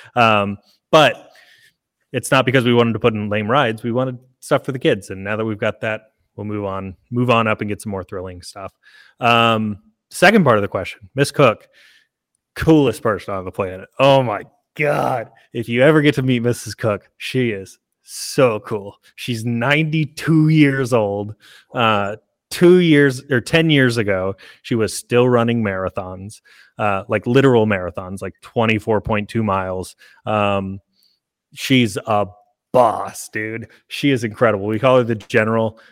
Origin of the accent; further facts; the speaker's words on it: Oklahoma, United States; now in Alabama, United States; I'm from Oklahoma